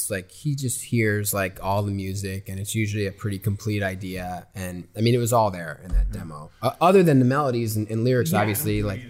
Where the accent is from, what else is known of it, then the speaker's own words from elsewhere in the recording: New York City, New York, United States; moved away as an adult; now in Los Angeles, United States; growing up in New York City's awesome.